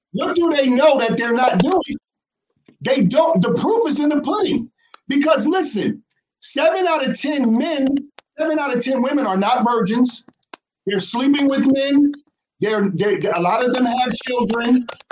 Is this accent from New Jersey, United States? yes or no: yes; New Jersey, United States; we from New Jersey